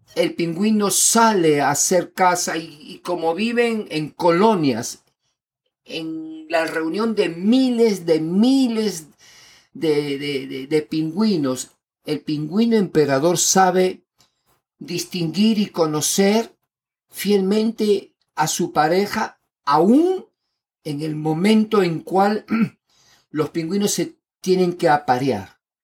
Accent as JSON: {"language": "Spanish", "region": "Lima", "country": "Peru", "tie": "born or raised there", "said": "yo nací en Lima, Perú, y he vivido"}